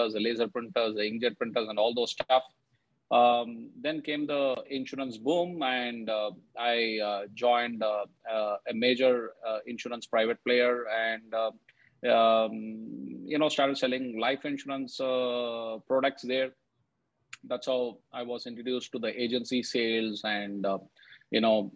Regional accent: Bengaluru, Karnataka, India; back in my city, I come from Bengaluru, the IT capital of India.

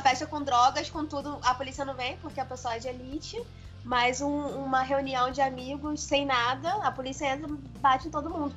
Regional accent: Itaguaí, Rio de Janeiro, Brazil; eu não sou da cidade do Rio, né? Eu sou de uma cidade menor, que é Itaguaí. E lá eu sempre acompanhei muito política

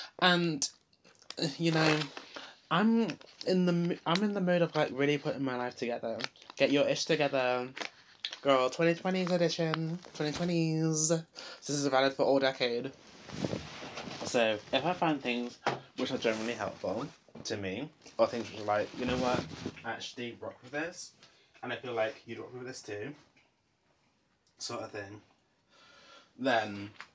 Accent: Long Eaton, East Midlands, United Kingdom; I lived in Long Eaton. Well, I grew up in Long Eaton, so I see Nottingham kind of differently to how I did back then, sort of thing.

